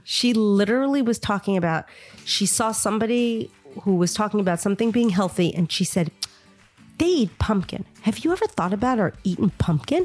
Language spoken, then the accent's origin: English; New York, United States; I grew up in New York